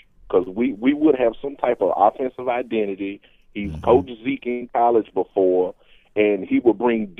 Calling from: Mississippi, United States; I'm down here in Hinds County, down here in Mississippi.

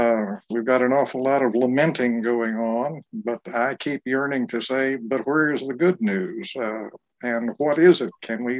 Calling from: Durham, North Carolina, United States; I'm joining you from my home in Durham, North Carolina.

